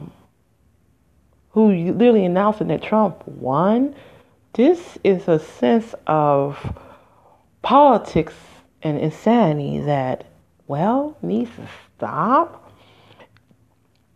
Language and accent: English; United States; I am an American